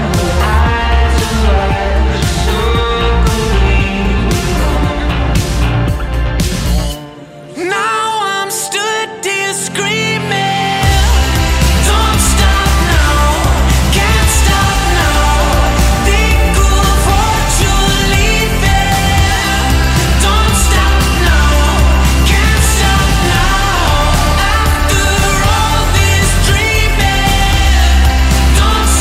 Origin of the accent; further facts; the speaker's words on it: Pontefract, Yorkshire and the Humber, United Kingdom; I'm from Pontefract